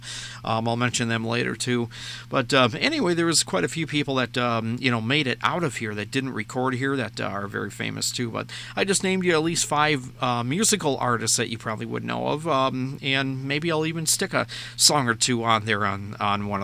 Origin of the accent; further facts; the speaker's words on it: Minnesota, United States; Minnesota, my home state